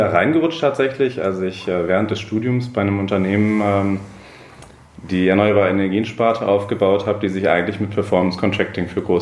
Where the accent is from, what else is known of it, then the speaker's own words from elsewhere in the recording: Cologne, North Rhine-Westphalia, Germany; moved away; also born or lived in Sankt Augustin / Frankfurt / Munich; ich bin eigentlich Kölner.